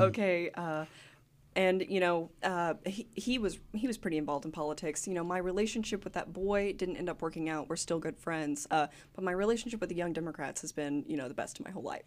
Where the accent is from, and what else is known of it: Gravette, Arkansas, United States; born or raised there; also born or lived in Hope, Arkansas / Smackover, Arkansas